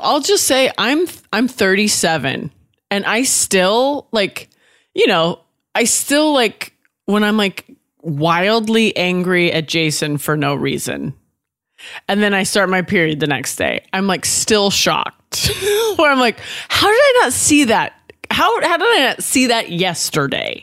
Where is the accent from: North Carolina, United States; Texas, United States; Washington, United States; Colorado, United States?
Washington, United States; also born or lived in Oregon / Nashville; now in California, United States; I was born in Oregon, raised in Washington. Now I live in California